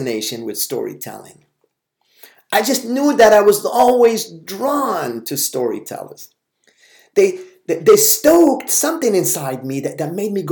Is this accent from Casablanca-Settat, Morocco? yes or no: yes; Casablanca, Casablanca-Settat, Morocco; English is a second language; I grew up in the Maarif section of Casablanca, near Stade d'Honneur